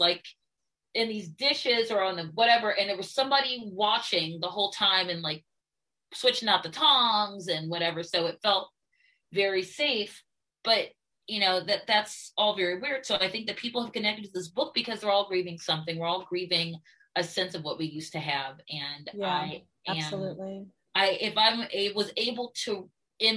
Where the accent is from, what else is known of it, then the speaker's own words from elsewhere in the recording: Baltimore, Maryland, United States; what we had growing up in Baltimore as African Americans